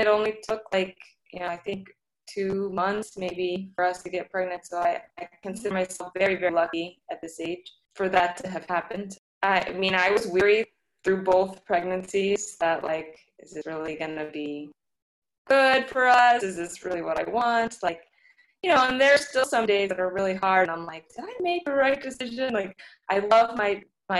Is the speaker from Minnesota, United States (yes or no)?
no; St. Louis, Missouri, United States; now in New York, United States; I'm from St. Louis originally, and I moved to New York pretty much on my own.